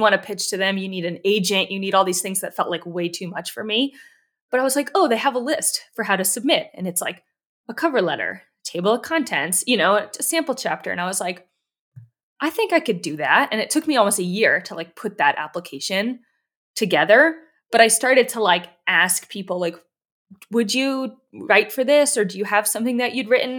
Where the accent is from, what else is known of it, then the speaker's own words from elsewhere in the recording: East Coast, United States; moved away; also born or lived in Yosemite Valley; I'm from the East Coast